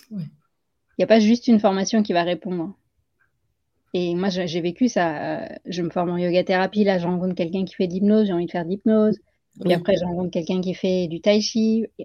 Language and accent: French; Île-de-France, France; born there; Peut-être parce que je suis née en France, en région parisienne, mais que mes parents sont nés en Inde et que j'ai grandi entre ces deux cultures.